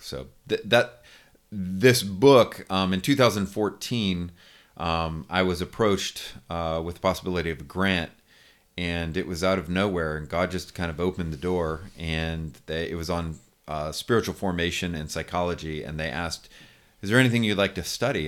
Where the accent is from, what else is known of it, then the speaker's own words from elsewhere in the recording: California, United States; moved away as an adult; also born or lived in United Kingdom; now in Lookout Mountain, United States; I'm originally from California. Uh, my wife and I are Californians, but haven't lived there in twenty-five years.